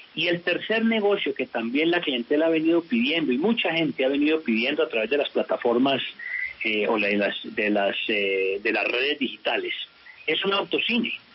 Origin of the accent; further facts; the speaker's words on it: Culver City, California, United States; now in Colombia; yo me crié en Culver City. Yo hice toda la primaria allá